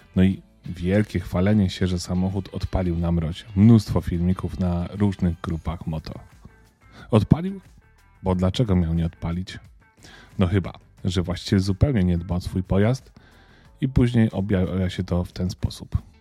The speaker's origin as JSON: {"language": "Polish", "region": "Lesser Poland", "country": "Poland", "said": "jestem z Małopolski"}